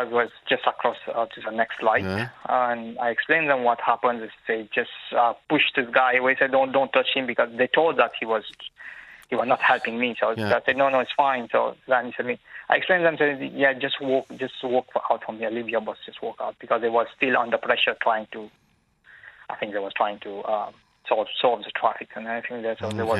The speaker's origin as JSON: {"language": "English", "country": "Mauritius", "lives_now": "Dublin, Ireland", "said": "I'm from Mauritius."}